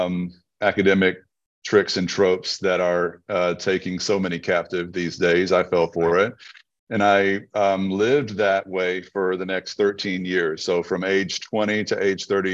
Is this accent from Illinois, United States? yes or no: no; Red Lick, Texas, United States; my upbringing in Red Lick, Texas